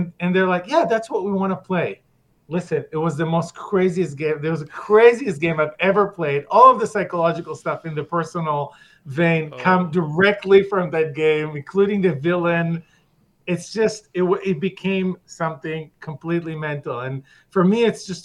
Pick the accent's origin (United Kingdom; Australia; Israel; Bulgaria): Israel; I'm from Israel